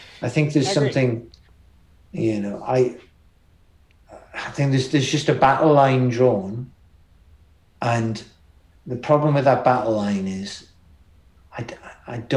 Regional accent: Newcastle upon Tyne, North East England, United Kingdom; I was from Newcastle

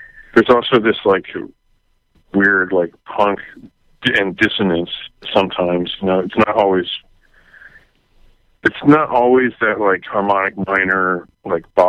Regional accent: Maryland, United States; I grew up in Maryland, outside D.C.

